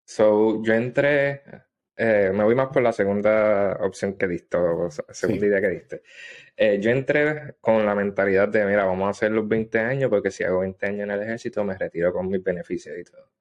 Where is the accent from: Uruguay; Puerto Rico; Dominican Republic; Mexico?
Puerto Rico; Adjuntas; moved away as an adult; also born or lived in Gurabo, Puerto Rico / South Korea; now in Japan; yo soy natural de Adjuntas, este, en mm. Puerto Rico. Eh, viví un tiempito en Gurabo... pero mayormente me estuve en Ajunta